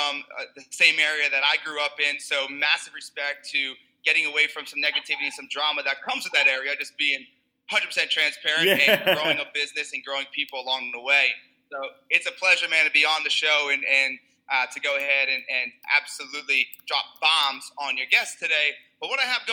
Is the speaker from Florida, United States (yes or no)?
no; New Jersey, United States; I'm Italian. I'm from Jersey